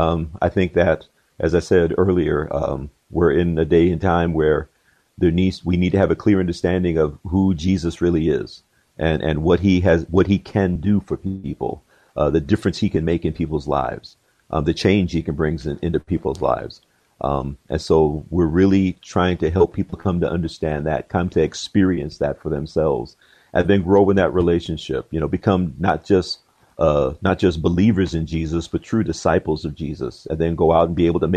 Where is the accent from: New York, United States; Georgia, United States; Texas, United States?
Georgia, United States; born there; I was originally born in Georgia. My dad was in the military, so we traveled around quite a bit.